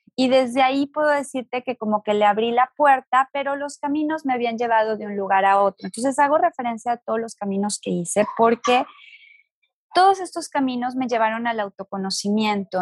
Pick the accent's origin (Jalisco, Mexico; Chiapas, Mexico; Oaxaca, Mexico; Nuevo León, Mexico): Jalisco, Mexico; Guadalajara; yo nací en una familia sumamente religiosa, soy de Guadalajara